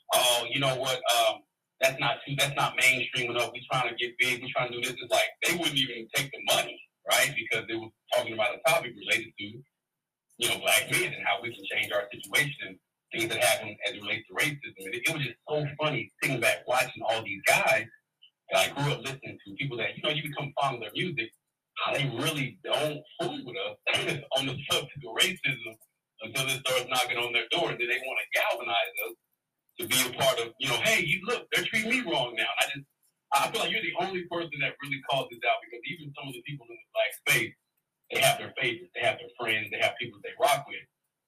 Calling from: Dallas, Texas, United States; This is … from Dallas.

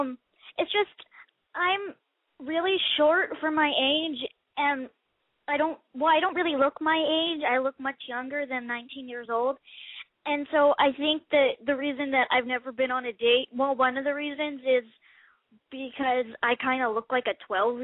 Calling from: Texas, United States

